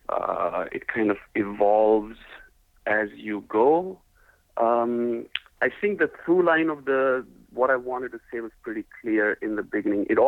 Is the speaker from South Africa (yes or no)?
no; India; moved away; I'm originally from India